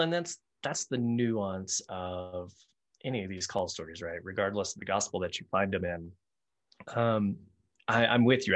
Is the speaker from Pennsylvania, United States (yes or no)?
no; Texas Panhandle, United States; I, was growing up in the Panhandle of Texas, we had uh, a little town called Nazareth, not far from us